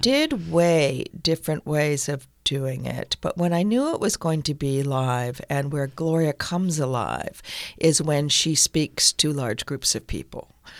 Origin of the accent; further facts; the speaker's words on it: Northampton, Massachusetts, United States; moved away; also born or lived in Chicago / England / Brooklyn; I came from Northampton, Massachusetts. It was a very nice, liberal place.